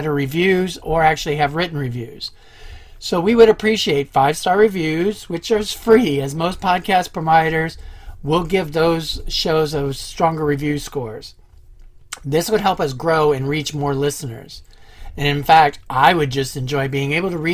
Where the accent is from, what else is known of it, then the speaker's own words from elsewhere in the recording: Ohio, United States; I'm also from Ohio